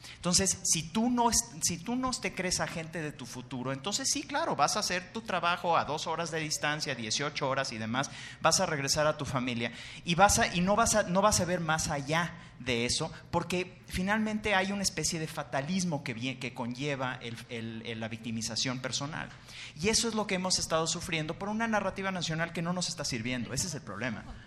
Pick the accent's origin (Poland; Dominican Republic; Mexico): Mexico; como mexicanos